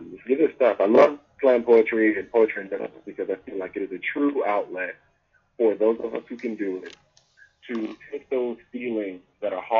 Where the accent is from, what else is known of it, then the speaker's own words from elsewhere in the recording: Nashville, Tennessee, United States; moved away as an adult; now in Atlanta, United States; I'm originally from Nashville, Tennessee, Country Music City.